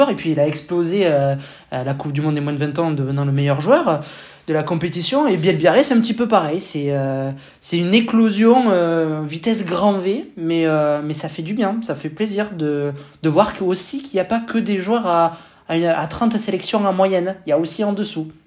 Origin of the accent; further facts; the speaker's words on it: France; nous, on prend en tant que Français hein, pour les quarts de finale, hein